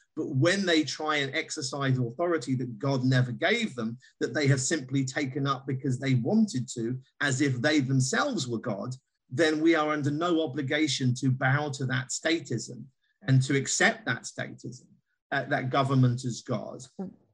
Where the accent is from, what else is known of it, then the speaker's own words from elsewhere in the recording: United Kingdom; as a Brit